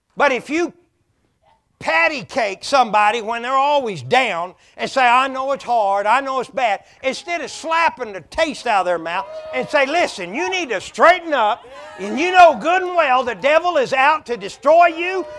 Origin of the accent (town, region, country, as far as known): Oklahoma, United States; born or raised there; moved away